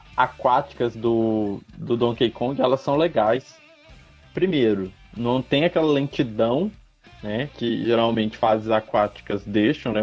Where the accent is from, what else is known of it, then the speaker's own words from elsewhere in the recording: Brazil; a gente é brasileiro